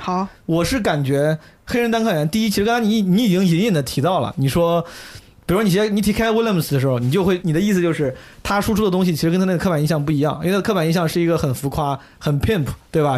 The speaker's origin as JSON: {"language": "Chinese", "country": "China", "said": "作为中国人"}